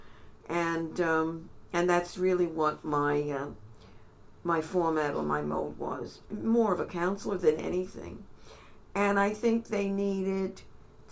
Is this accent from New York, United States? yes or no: yes; New York City, New York, United States; I was from New York City